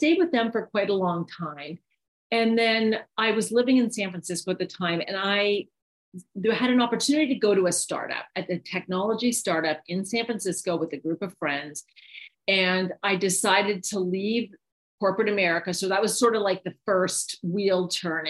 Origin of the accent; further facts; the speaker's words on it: Canada; moved away as an adult; now in United States; I'm from Canada